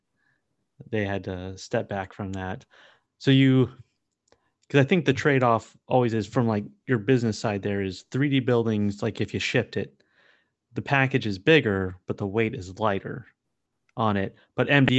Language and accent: English; San Diego, California, United States; I grew up in San Diego